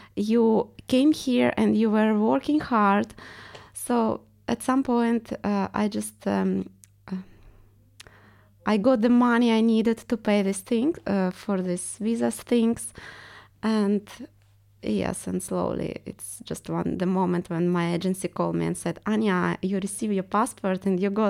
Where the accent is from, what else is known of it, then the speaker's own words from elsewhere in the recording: Estonia; accent: Russian; English is a second language; moved away as an adult; now in London, United Kingdom; I'm Russian, but I came from Estonia